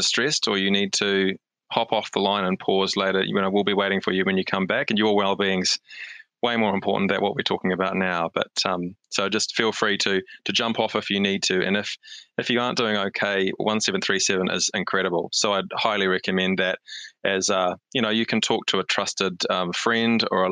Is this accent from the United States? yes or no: no; Hamilton, Waikato, New Zealand; moved away as an adult; also born or lived in Wellington / Australia; now in Auckland, New Zealand; I am a Hamiltonian, born and bred. So I'm living in Auckland now, but I think, your hometown's always your hometown. And so I grew up in Hamilton